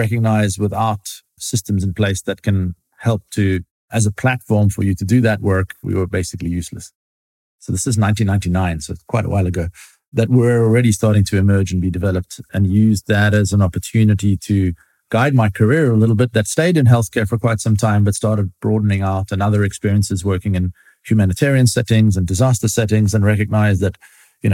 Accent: South Africa; Growing up in South Africa from quite a multicultural household of immigrants from across North Africa, Southern Europe, and the Middle East

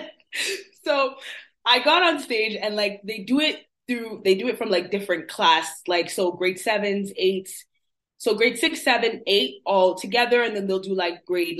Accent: Toronto, Ontario, Canada; also born or lived in Montreal; I was born in Montreal and then we came down to Toronto. So I've been living in, I was raised in Toronto, but I was born in Montreal.

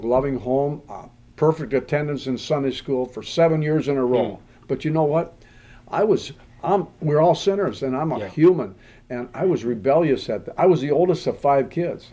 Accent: North Dakota, United States; I grew up in North Dakota

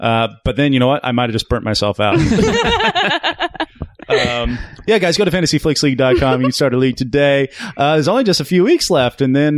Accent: Kansas City, United States; The newspaper I grew up with in Kansas City

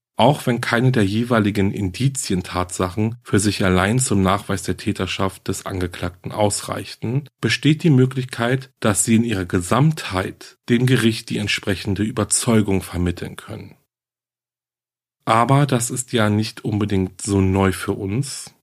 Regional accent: Germany; hier bei uns in Deutschland

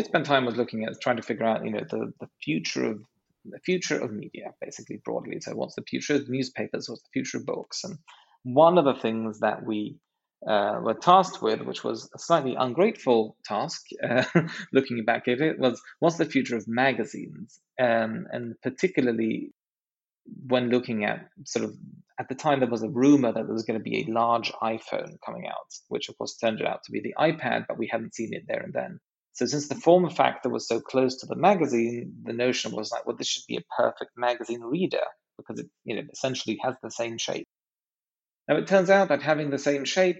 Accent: Sweden; also born or lived in San Francisco, United States; I'm half British, a quarter Norwegian, and a quarter Swedish, and spent most of my life in Sweden running things here

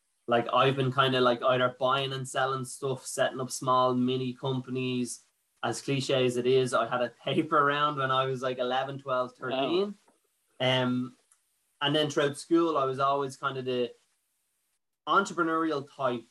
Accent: Ashbourne, Leinster, Ireland; also born or lived in United States; my family were from like Drogheda and Athboy, but they came to Ashburn

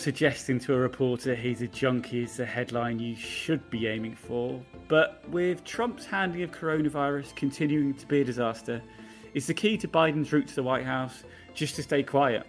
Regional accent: United Kingdom; moved away as an adult; now in United States; I'm a British journalist living and working in America.

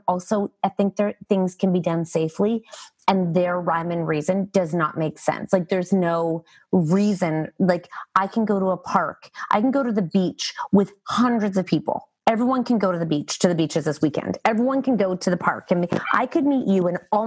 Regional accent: Canada

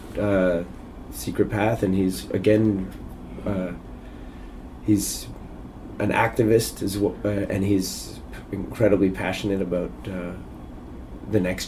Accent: Canada; as a Canadian kid

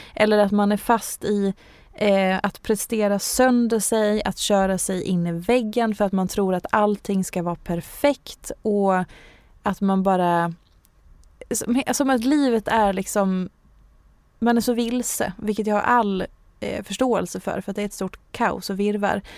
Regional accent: Hedemora, Dalarna County, Sweden; jag är ju från Hedemora

